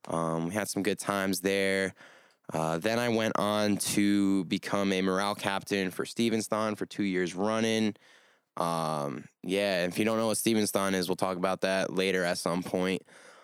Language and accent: English; Little Falls, New Jersey, United States; also born or lived in Belo Horizonte, Brazil; I come from Little Falls, New Jersey, but I consider myself raised between Belo Horizonte, Brazil, and here